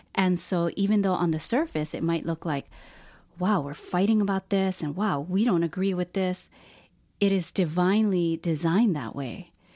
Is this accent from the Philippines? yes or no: yes; Philippines; I'm Filipino